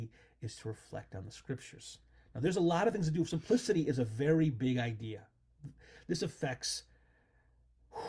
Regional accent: United States; As an American

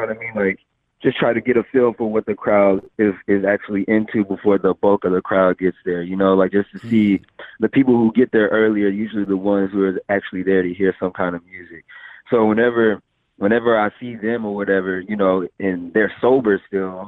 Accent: Fort Worth, Texas, United States; also born or lived in Amarillo, Texas; now in Dallas, United States; And then came to Fort Worth, Texas when I was like 5, and then moved to Dallas about 4 or 5 years ago. So I'm a Texas boy, man.

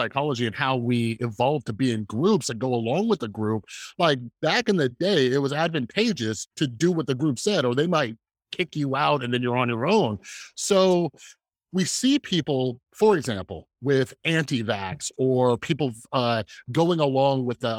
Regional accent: Las Vegas, Nevada, United States; also born or lived in Southern California, United States; Now I've been living in Las Vegas for most of my life

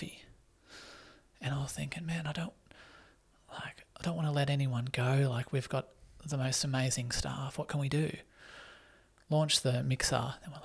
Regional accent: Australia; also born or lived in Sydney; now in Newcastle, Australia; growing up in Australia where opportunities galore

